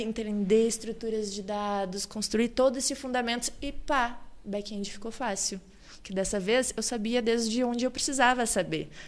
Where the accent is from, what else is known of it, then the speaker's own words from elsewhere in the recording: Cachoeira do Sul, Rio Grande do Sul, Brazil; moved away as an adult; now in Balneário Camboriú, Brazil; Eu sou natural de Cachoeira do Sul, que é o interior do Rio Grande do Sul